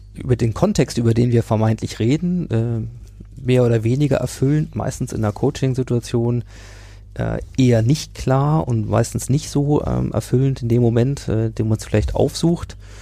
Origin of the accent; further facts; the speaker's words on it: Hanover, Lower Saxony, Germany; aus meiner Heimatstadt Hannover